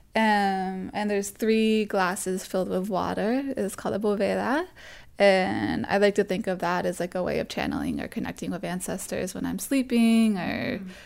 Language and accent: English; Springfield, Massachusetts, United States; also born or lived in Boston, Massachusetts; I grew up in Massachusetts my whole life until I went to college in Boston